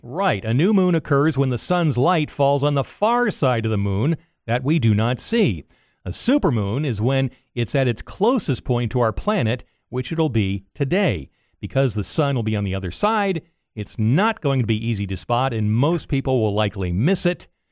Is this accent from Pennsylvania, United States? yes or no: no; Altamonte Springs, Florida, United States; my hometown, Altamont Springs